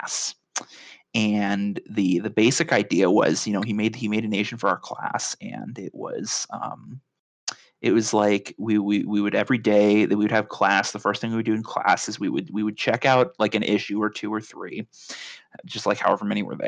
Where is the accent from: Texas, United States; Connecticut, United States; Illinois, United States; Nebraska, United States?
Nebraska, United States; Lincoln; I live in a city in Nebraska